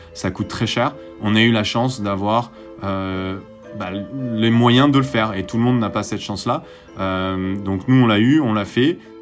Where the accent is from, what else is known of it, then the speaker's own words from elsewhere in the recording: Marseille, Provence-Alpes-Côte d'Azur, France; j'ai grandi à, à Marseille